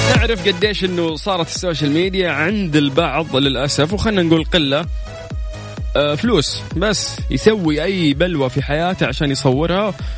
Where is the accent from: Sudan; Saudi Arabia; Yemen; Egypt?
Saudi Arabia; عندنا في السعوديه